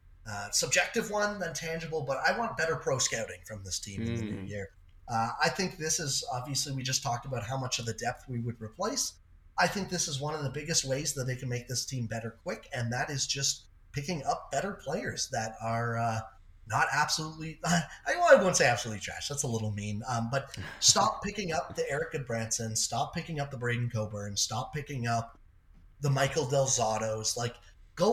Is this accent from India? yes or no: no; Toronto, Ontario, Canada; I'm from the Toronto area